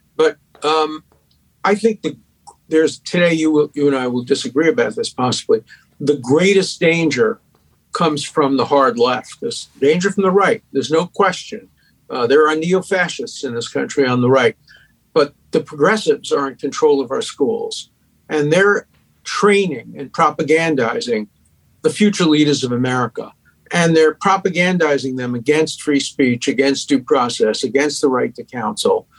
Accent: New York City, New York, United States; accent: Brooklyn; everybody from the five towns grew up near me in Borough Park and Williamsburg

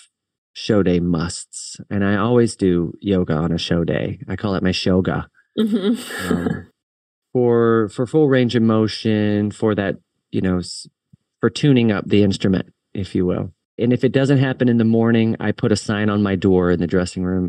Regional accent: Richmond, Virginia, United States; my hometown of Richmond, Virginia

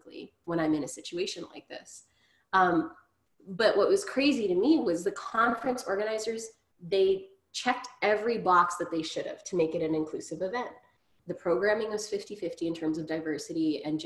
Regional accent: Grande Prairie, Alberta, Canada; now in Ottawa, Canada; growing up in Grand Prairie

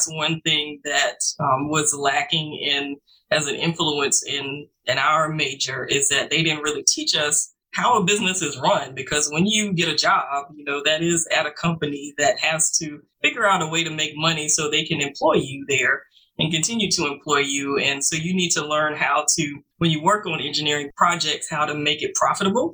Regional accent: Orangeburg, South Carolina, United States; I'm originally from South Carolina, Orangeburg, South Carolina

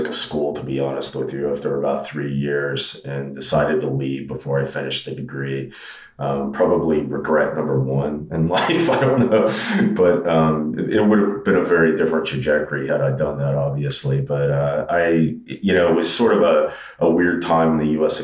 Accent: Daytona Beach, Florida, United States; also born or lived in Santa Barbara, California; now in Omaha, United States; I'm originally from Florida. I grew up in Daytona Beach

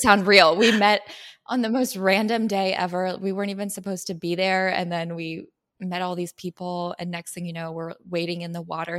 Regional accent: San Diego, California, United States; also born or lived in Missouri; now in Los Angeles, United States; I'm from San Diego, California

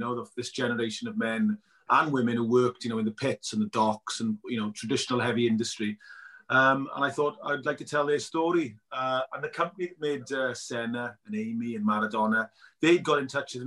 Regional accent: South Wales, United Kingdom; I'm a lad from South Wales who grew up, you know, watching Merthyr and Cardiff

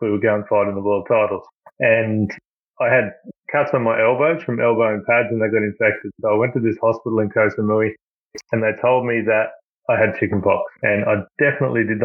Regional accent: Moranbah, Queensland, Australia; also born or lived in Sydney; grew up in Moranbah. We moved from Sydney in February 1982.

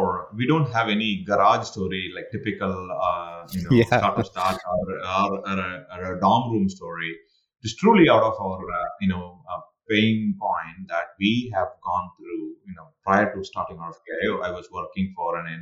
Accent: India; now in United States; I'm an Indian sitting in the United States

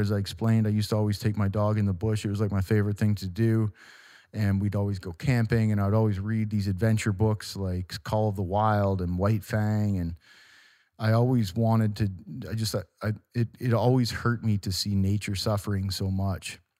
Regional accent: Walkerton, Ontario, Canada; my hometown of Walkerton, Ontario

